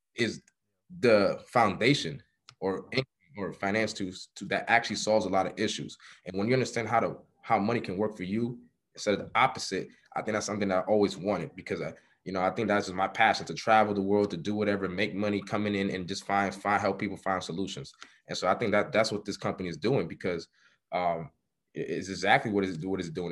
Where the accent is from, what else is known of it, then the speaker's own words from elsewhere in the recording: New York City, New York, United States; born and raised in Harlem, New York